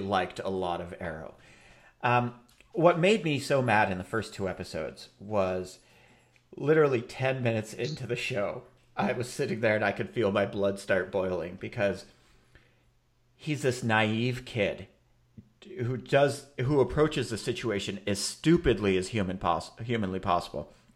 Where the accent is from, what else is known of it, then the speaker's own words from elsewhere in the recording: Minneapolis, Minnesota, United States; my hometown of Minneapolis